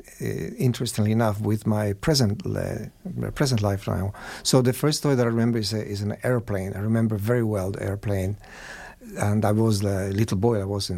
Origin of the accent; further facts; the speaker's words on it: Cuba; English is a second language; Absolutely. So I grew up in the family of four women. So I was pampered, but also, I learned a lot.